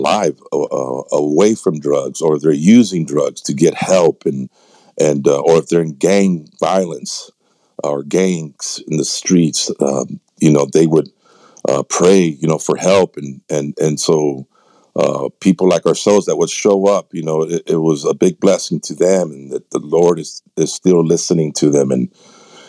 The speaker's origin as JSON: {"language": "English", "town": "San Antonio", "region": "Texas", "country": "United States", "said": "I'm from San Antonio, Texas"}